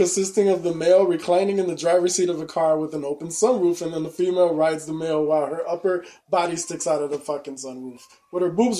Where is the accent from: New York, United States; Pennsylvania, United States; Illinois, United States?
Illinois, United States; Chicago; and then I'm from Chicago.